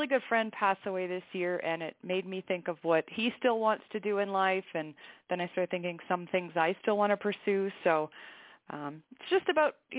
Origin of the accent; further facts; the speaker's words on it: Canada; moved away as an adult; now in New Mexico, United States; I'm actually Canadian, I just currently live in the U.S. due to a military posting.